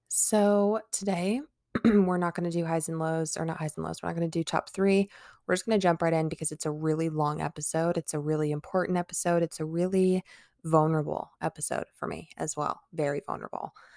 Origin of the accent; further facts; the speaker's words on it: Omaha, Nebraska, United States; I'm from Omaha, Nebraska